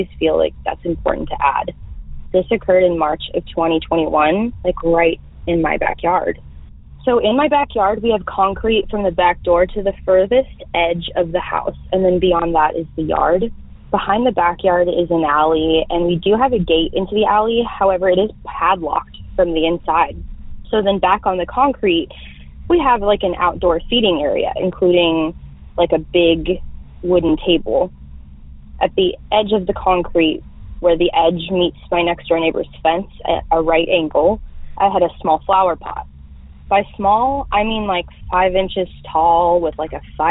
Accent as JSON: {"language": "English", "region": "North Texas", "country": "United States", "said": "I'm from North Texas."}